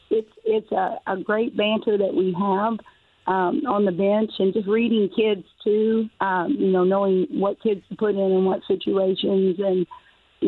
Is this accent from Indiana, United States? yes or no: yes; Harrison County, Indiana, United States; I grew up in Harrison County